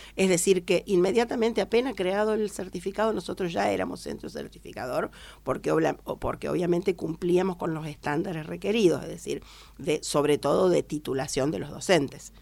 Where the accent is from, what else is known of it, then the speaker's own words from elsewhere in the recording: Rufino, Santa Fe, Argentina; moved away as an adult; now in Villa Mercedes, Argentina; vengo de la provincia de Santa Fe y yo había estudiado en una Dante Ligieri, dependiente de la Dante de Ligieri de Rosario, eh, soy de Rufino